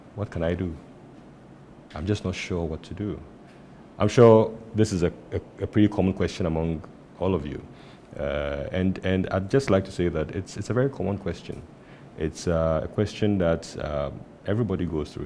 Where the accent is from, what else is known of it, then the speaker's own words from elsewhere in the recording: Tema, Greater Accra, Ghana; I grew up in Tema